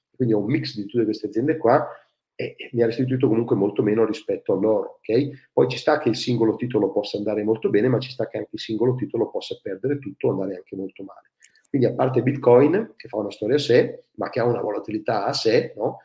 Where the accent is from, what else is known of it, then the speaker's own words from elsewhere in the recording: Ferrara, Emilia-Romagna, Italy; sono nato a Ferrara